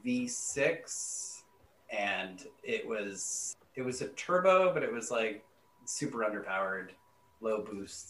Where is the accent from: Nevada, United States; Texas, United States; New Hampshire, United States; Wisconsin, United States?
New Hampshire, United States; now in Maryland, United States; I grew up in New England, in New Hampshire